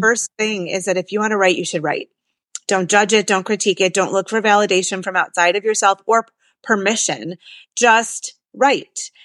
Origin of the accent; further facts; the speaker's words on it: Detroit, Michigan, United States; I'm from Detroit and I actually have been writing a lot about place and I'm from Jewish Detroit